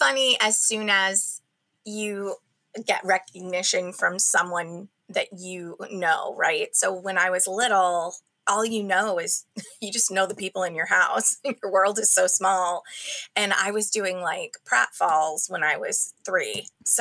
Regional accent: New England, United States; I love being from New England

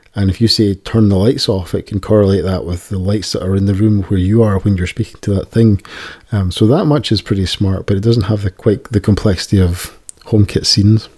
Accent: Scotland, United Kingdom; accent: Scottish; my Scottish accent

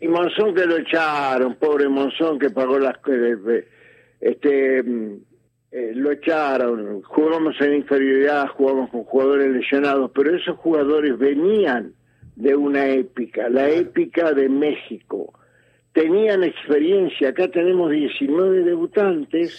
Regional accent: Argentina; como argentinos

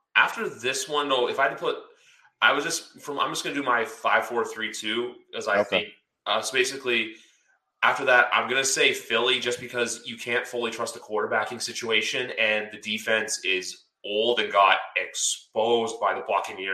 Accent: Canada; I'm Canadian

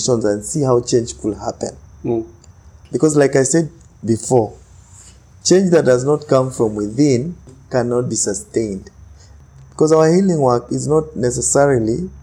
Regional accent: Kenya; I'm Kenyan

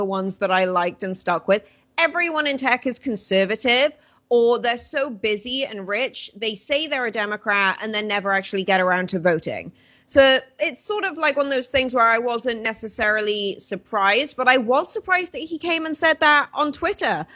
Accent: United Kingdom

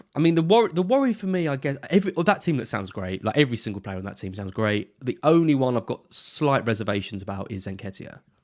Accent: Brentwood, East of England, United Kingdom; I'm from Brentwood

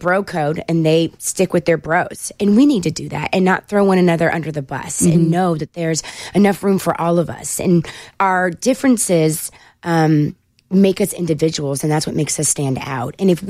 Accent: California, United States; moved away as an adult; now in Nashville, United States; And I'm from California, so my heart is in California because I just love my state.

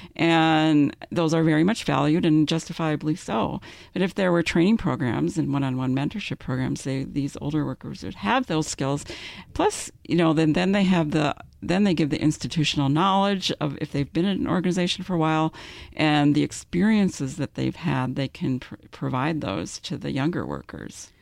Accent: Minnesota, United States; we're both from Minnesota

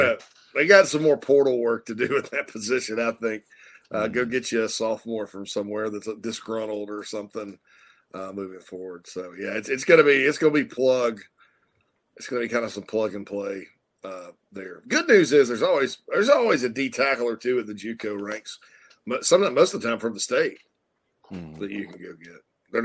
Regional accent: South Carolina, United States; when it was my home state

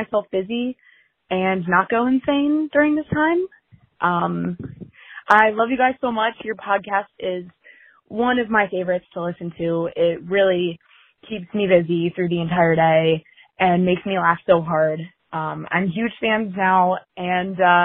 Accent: Ohio, United States; moved away as an adult; now in Washington, D.C., United States; I'm from Ohio, but I'm currently living in Washington, D.C.

